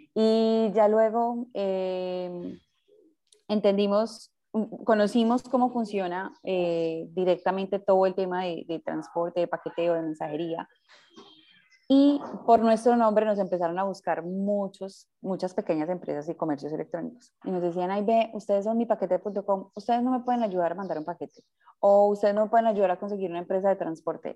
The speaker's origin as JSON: {"language": "Spanish", "town": "Medellín", "region": "Antioquia", "country": "Colombia", "tie": "born or raised there", "said": "yo soy de Medellín, nací en, Medellín."}